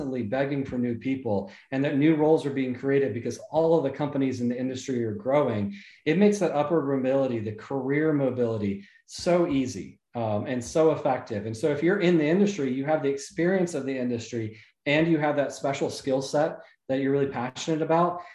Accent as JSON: {"language": "English", "area": "south of Atlanta", "region": "Georgia", "country": "United States", "tie": "born or raised there", "also_born_or_lived": "Jacksonville, Florida", "said": "I was born in Jacksonville, Florida, and then I grew up most of my life in a little south of Atlanta, Georgia"}